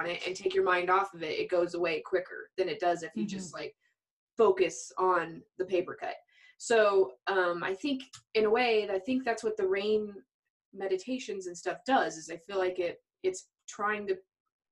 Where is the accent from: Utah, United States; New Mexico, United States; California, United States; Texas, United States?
New Mexico, United States; Albuquerque; I was raised in Albuquerque, New Mexico